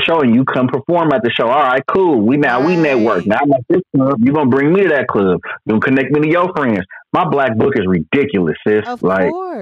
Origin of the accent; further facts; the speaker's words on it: Oakland, California, United States; I'm from East Oakland. My parents from East Oakland